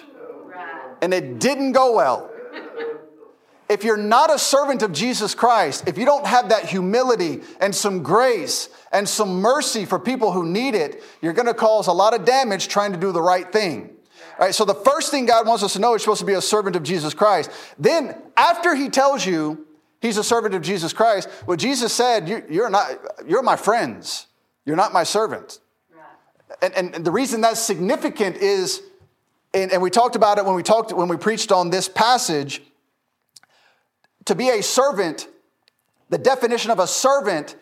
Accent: Memphis, Tennessee, United States; now in Lucedale, United States; I grew up in Memphis

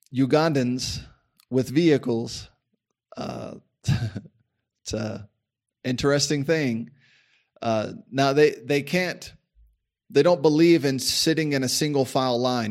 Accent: United States

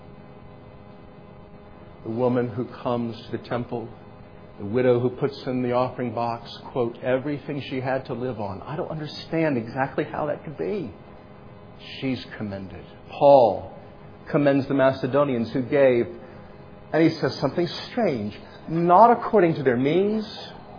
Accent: United States; we are still in a unique role, a unique position of opportunity as American Christians

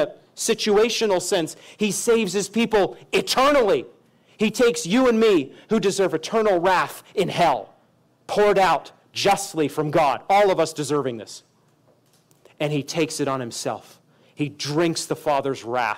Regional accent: Maine, United States; now in Kansas City, United States; I'm from Maine

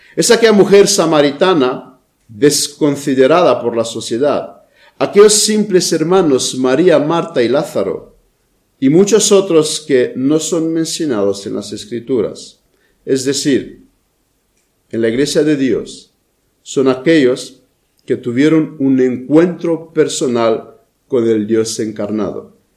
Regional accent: Romania; moved away; mi país de origen, a Rumanía

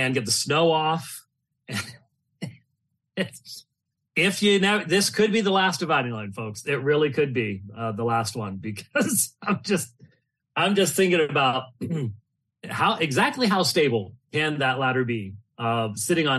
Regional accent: Phoenix, Arizona, United States; I'm from Phoenix

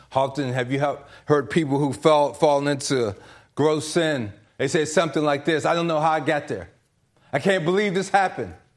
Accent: DC area, Maryland, United States; I'm from the Maryland, D C area, but my parents are from South Carolina

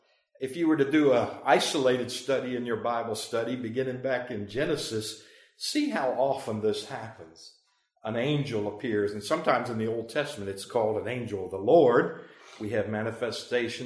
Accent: Pennsylvania, United States; moved away; I'm from Pennsylvania, that's where I grew up

